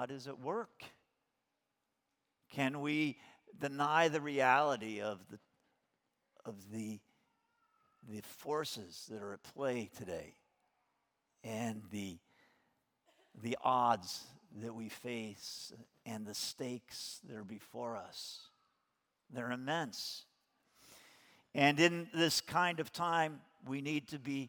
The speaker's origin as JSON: {"language": "English", "country": "United States", "said": "as an American, I was not born a Christian"}